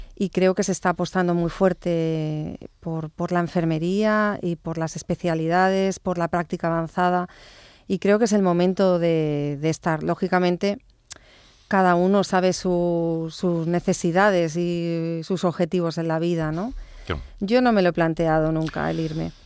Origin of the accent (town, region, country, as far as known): Barcelona, Catalonia, Spain; born or raised there; also born or lived in Stratford-upon-Avon, England